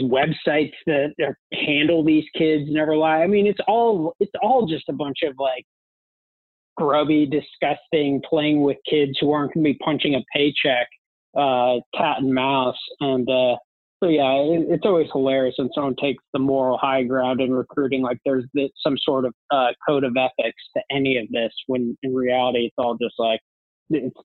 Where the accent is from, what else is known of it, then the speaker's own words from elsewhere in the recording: Colorado, United States; also born or lived in Dallas, Texas; now in Houston, United States; I grew up in Colorado, played hockey my whole life, still play in a terrible beer league of has-beens down here in Houston now